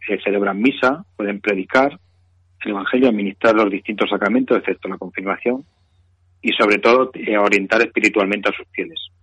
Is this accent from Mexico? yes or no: no; Spain; somos españoles